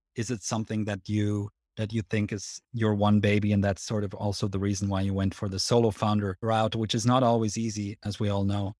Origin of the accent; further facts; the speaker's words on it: Switzerland; if you can tell from my accent, but I'm actually Swiss